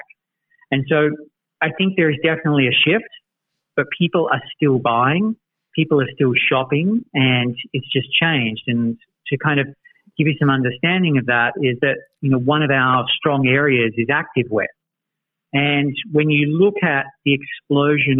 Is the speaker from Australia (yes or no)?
yes; Australia; now in United States; resident Aussie in the NuORDER office